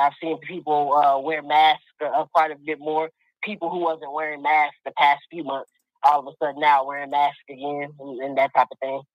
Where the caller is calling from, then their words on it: Texas, United States; I'm calling from Texas.